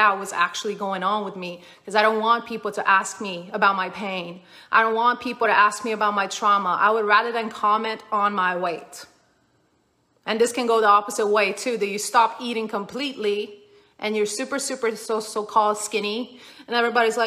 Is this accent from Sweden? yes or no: yes; Sweden; I grew up in Sweden.